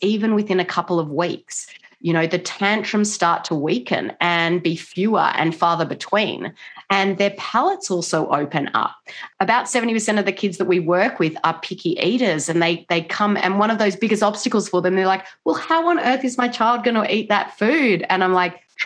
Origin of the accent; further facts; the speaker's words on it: Australia; now in Washington State, United States; I'm not originally from America. I'm from Australia, but I do live in Washington State